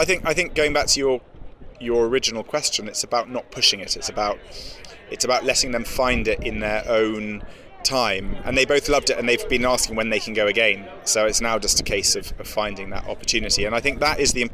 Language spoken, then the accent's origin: English; England, United Kingdom; as an Englishman